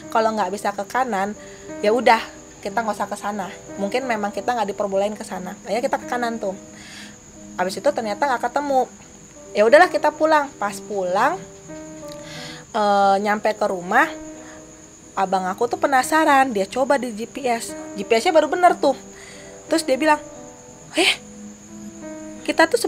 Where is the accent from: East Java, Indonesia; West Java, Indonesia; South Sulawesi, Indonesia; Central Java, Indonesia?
West Java, Indonesia; Bandung; Padahal kan kami orang Bandung.